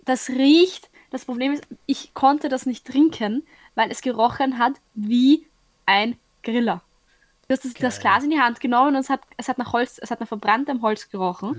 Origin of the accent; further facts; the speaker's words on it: Austria; dass ich halt Österreicher bin